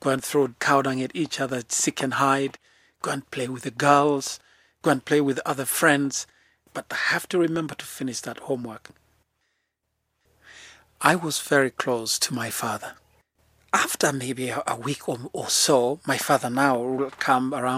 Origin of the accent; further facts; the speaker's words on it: Lemek, Narok County, Kenya; I was born in the Maasai Mara in a very small place called Lemek